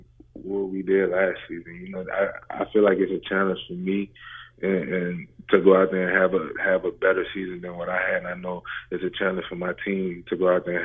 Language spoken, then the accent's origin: English; New Orleans, Louisiana, United States; now in Charlotte, United States; I'm actually from New Orleans